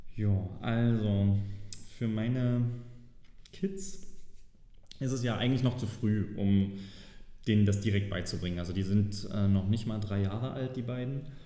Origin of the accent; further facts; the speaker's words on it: Saxony, Germany; als Sachse äh, ist das zum Beispiel immer ganz gut erkennbar